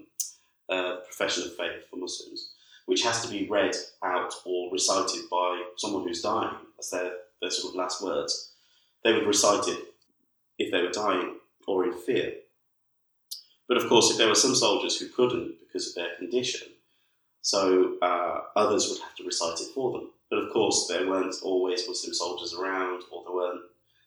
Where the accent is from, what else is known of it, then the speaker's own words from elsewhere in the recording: United Kingdom; being British